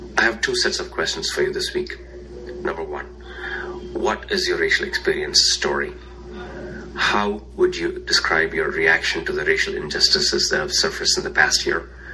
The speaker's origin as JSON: {"language": "English", "country": "India", "moved": "as an adult", "lives_now": "United States", "said": "My racial journey in this country began more than 20 years ago when I immigrated from India"}